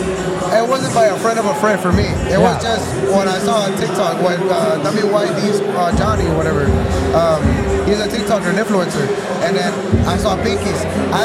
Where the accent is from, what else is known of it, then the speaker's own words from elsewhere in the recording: Houston, Texas, United States; I'm from Houston.